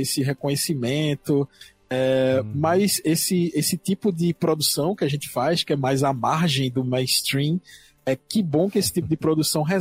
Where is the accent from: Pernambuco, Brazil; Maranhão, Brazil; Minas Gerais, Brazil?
Pernambuco, Brazil; Sou de Pernambuco, é, porém, eu nasci no interior, tá? Mas não tão interior assim. Eu nasci mais ou menos a 49 quilômetros do Recife